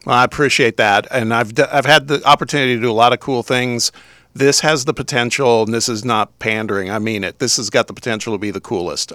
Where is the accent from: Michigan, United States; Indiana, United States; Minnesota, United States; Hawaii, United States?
Indiana, United States; now in Knoxville, United States; I'm originally from the Midwest. You're gonna have to endure hearing me talk every once in a while, 'cause I'm a, an Indiana guy